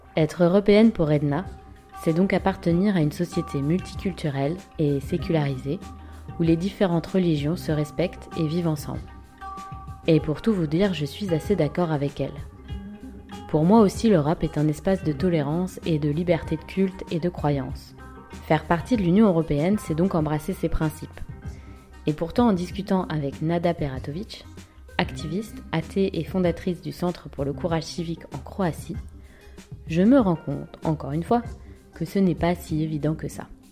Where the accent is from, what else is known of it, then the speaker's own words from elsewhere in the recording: France; je suis française, européenne, de confession catholique